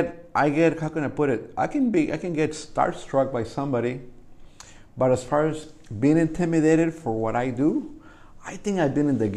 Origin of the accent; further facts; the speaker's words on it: Jalisco, Mexico; now in Whittier, United States; Because even though I'm Mexican, you know, I came from Jalisco, which is deep down in there, right into Whittier.